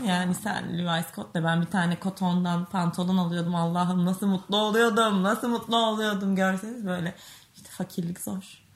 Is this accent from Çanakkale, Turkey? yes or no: yes; Çanakkale, Turkey